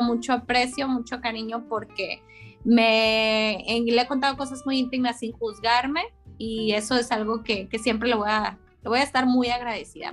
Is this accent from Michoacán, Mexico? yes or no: yes; Zamora, Michoacán, Mexico; Soy originaria de Zamora, Michoacán